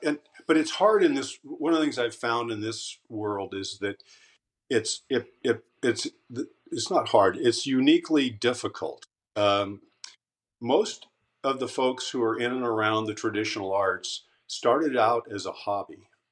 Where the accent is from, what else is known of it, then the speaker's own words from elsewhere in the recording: Caldwell, Idaho, United States; moved away as an adult; also born or lived in Twin Falls, Idaho; I was born in Twin Falls and um, grew up in Caldwell, uh, just outside of Boise